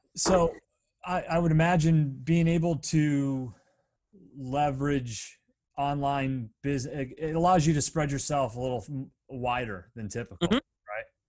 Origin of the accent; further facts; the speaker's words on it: Pennsylvania, United States; a really small town in of where I grew up in Pennsylvania